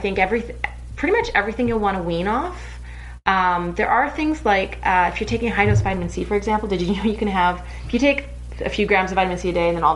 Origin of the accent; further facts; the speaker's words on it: Canada; I'm Canadian